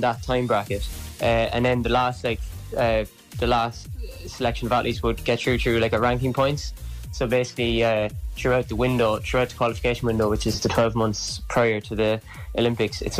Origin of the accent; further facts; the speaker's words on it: Cork, Munster, Ireland; moved away as an adult; now in Dublin, Ireland; I'm from Cork, but I was in UCD